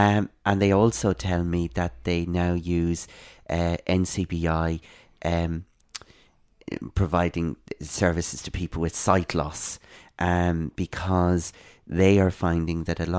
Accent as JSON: {"language": "English", "town": "Dublin", "region": "Leinster", "country": "Ireland", "tie": "born or raised there", "also_born_or_lived": "Ballinasloe", "said": "I'm from Ireland. I'm a place called Ballinasloe in the west of Ireland originally, but I spent most of my growing up years in Dublin."}